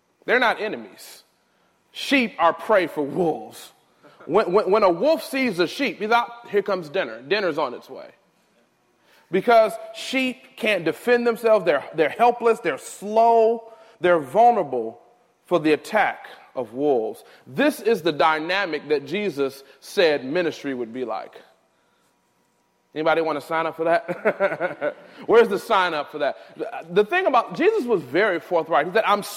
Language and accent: English; United States; my home country of America